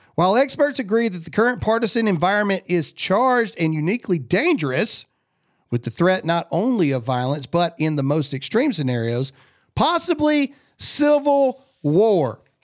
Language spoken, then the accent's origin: English; Mississippi, United States; I'm from Mississippi